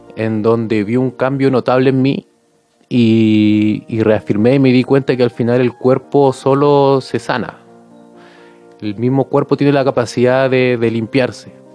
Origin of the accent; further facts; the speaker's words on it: Punta Arenas, Magallanes and Chilean Antarctica, Chile; soy de Punta Arenas Magallanes, a la Patagonia, al sur de Chile